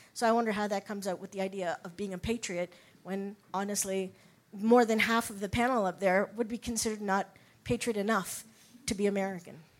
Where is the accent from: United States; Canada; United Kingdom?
Canada; I'm Canadian